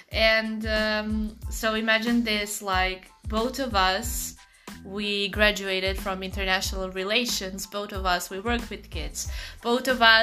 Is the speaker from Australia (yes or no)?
no; Portugal; English is a second language; moved away as an adult; now in Poland; I'm from Portugal